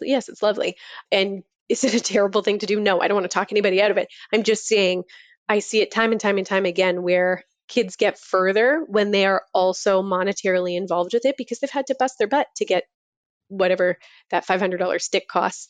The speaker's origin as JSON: {"language": "English", "town": "Toronto", "region": "Ontario", "country": "Canada", "moved": "yes", "said": "I'm from Toronto originally"}